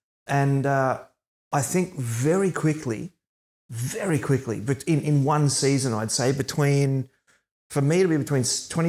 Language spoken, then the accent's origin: English; Gold Coast, Queensland, Australia; I'm from the Gold Coast. We have no appreciable culture on the Gold Coast.